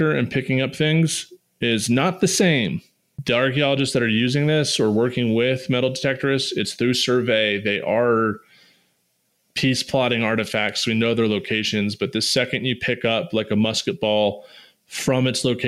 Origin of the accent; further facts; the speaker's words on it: Manassas, Virginia, United States; I grew up outside of Manassas Battlefield